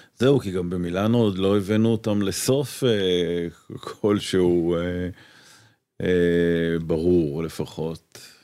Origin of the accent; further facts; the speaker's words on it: Petah Tikva, Central District, Israel; moved away as an adult; also born or lived in Tel Aviv; גדלתי בפתח תקווה, uh, שיכון כזה, רכבת